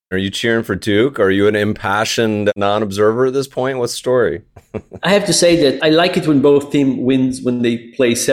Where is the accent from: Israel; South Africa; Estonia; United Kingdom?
Israel; moved away as an adult; now in United States; I grew up in Israel